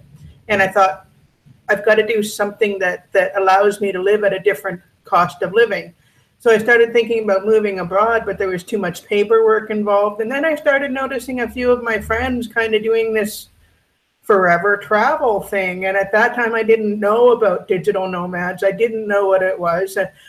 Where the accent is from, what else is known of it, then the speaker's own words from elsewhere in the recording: Vancouver, British Columbia, Canada; moved away as an adult; also born or lived in Victoria; I'm originally from Vancouver. And in 2012, I moved to Victoria because of money, because real estate was just skyrocketing in Vancouver.